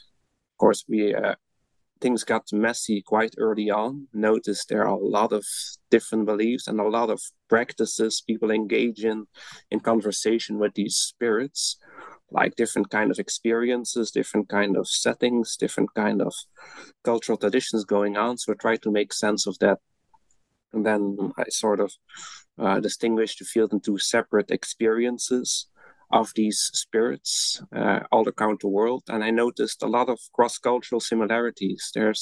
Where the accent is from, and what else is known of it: Belgium; English is a second language; moved away as an adult; now in Netherlands